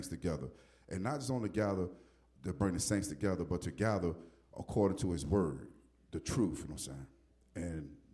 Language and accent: English; Newport News, Virginia, United States; I'm right here from Waynesburg, Newport News area.